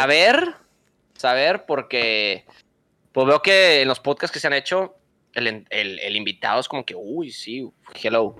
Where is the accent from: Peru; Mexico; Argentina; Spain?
Mexico; Monterrey, Nuevo León; Tengo 28 años. Eh, soy de Monterrey.